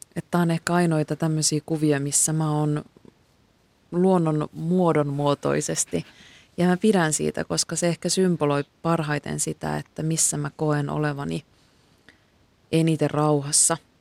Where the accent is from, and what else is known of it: Kuusamo, North Ostrobothnia, Finland; moved away